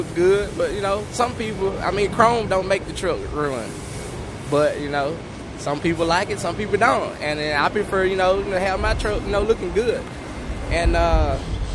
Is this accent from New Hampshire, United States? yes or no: no; Mobile, Alabama, United States; I'm from the Mobile, Alabama area